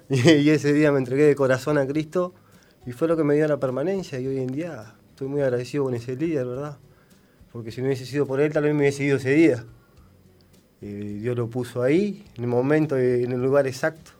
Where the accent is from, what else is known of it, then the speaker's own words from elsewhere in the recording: Paysandú, Uruguay; moved away as an adult; now in Villa García, Uruguay; yo soy de Paysandú